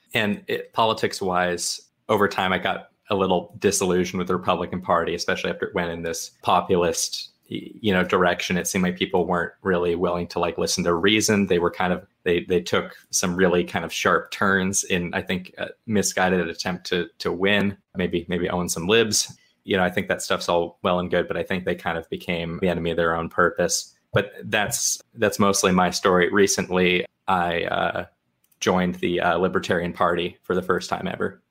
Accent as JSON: {"language": "English", "region": "Washington", "country": "United States", "moved": "as an adult", "lives_now": "Arizona, United States", "said": "I've, I've lived in Arizona since twenty twelve. I'm from Washington State originally"}